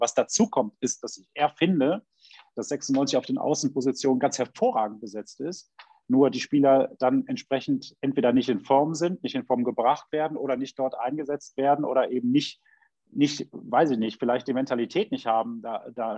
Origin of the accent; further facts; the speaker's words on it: Düsseldorf, North Rhine-Westphalia, Germany; ich komme aus Düsseldorf